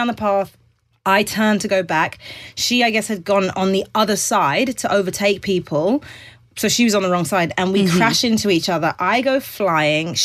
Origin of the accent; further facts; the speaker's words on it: England, United Kingdom; now in United States; Being English makes me seem more white.